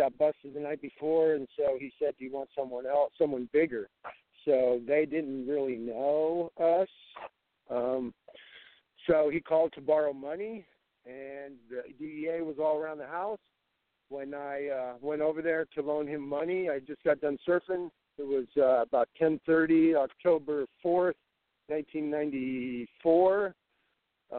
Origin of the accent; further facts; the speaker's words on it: San Diego, California, United States; where I grew up in San Diego